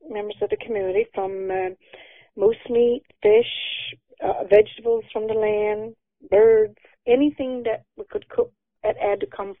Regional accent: Burgeo, Newfoundland and Labrador, Canada; growing up in Burgio.

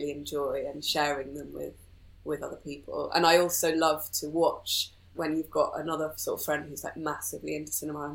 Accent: Wales, United Kingdom; also born or lived in Aberystwyth; I grew up in Wales, in rural countryside, but eventually moved to the closest bigger town, which was Aberystwyth.

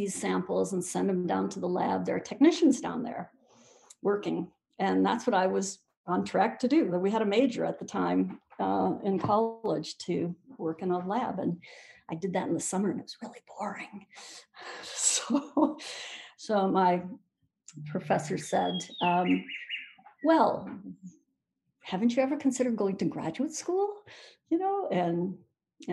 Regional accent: Michigan, United States; I'm actually from Michigan, so my whole family is native Michiganders going back a couple of generations

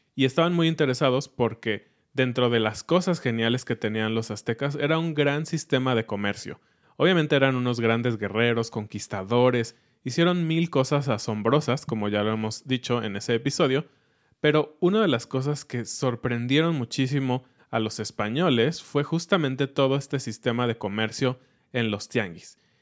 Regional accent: Mexico; nosotros como mexicanos

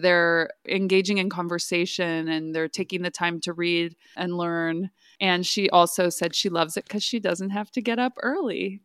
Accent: Fresno, California, United States; moved away; I'm from Fresno. So we had four H at my high school.

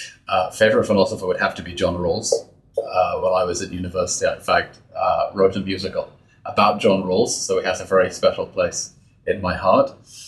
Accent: United Kingdom; moved away as an adult; now in Israel; I was born in Britain to Israeli parents. I grew up there, studied in the UK.

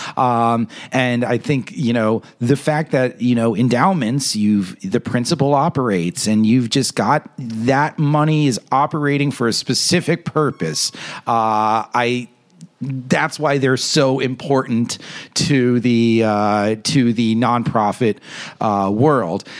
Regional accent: New York, United States; I'm a New Yorker

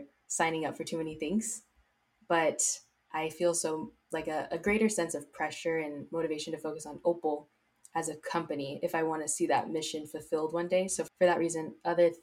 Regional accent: South Bay, California, United States; Growing up in the South Bay

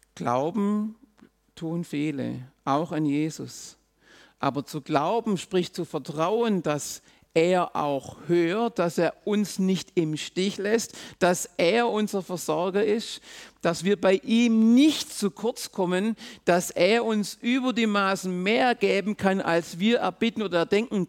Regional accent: Swabia, Germany; auch ich bin im Schwabenland aufgewachsen

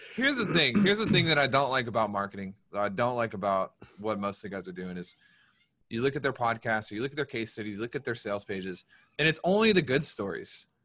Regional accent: the South, United States; we're from the South

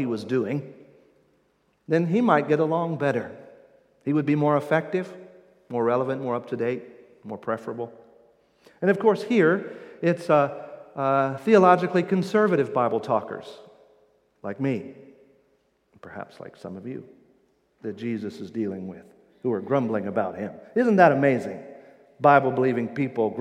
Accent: Indiana, United States; accent: Midwestern Indiana; my Midwestern Indiana accent.

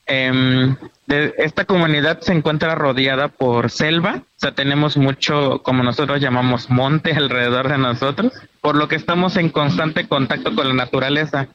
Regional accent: Betania, Mexico; en mi pueblo ni siquiera hay señal de teléfono

